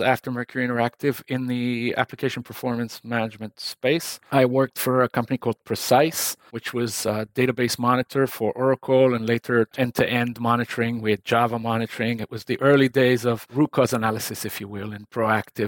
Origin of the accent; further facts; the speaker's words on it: Israel; English is a second language; I come from Israel. And Israel today is very different from the Israel I grew up in a long time ago